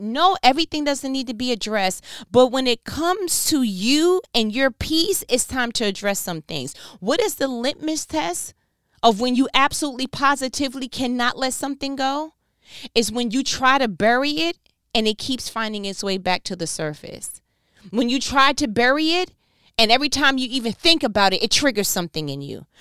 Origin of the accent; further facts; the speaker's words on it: New York, United States; I'm from New York. where I am one thousand percent fluid in body language and sarcasm